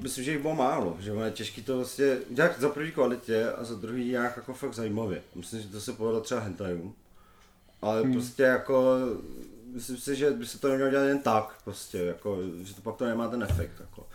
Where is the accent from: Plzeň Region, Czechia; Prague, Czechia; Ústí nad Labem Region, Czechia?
Plzeň Region, Czechia; Tachov; moved away; my původně pocházíme z Tachova